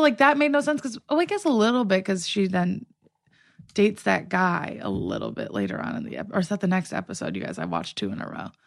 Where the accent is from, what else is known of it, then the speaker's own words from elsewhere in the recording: Midwest, United States; now in Los Angeles, United States; I'm from the Midwest